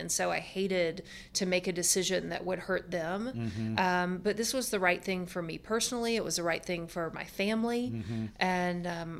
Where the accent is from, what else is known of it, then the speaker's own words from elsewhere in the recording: Georgia, United States; people that Boomer and I grew up with in Georgia